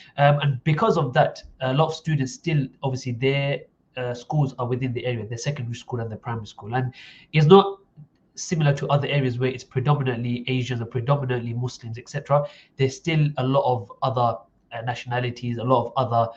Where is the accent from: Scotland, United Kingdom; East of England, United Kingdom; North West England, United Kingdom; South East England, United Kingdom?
East of England, United Kingdom; Essex; I was brought up in Essex